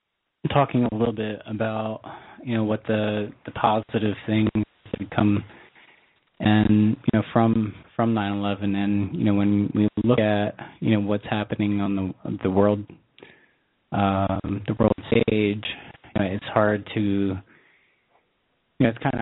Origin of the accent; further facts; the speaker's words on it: New York, United States; I do remember, you know, the days following 9/11, and I was from New York State.